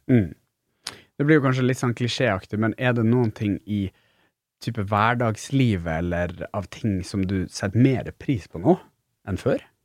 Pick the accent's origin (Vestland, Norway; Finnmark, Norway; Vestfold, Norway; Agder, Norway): Finnmark, Norway; jeg er jo fra Finnmark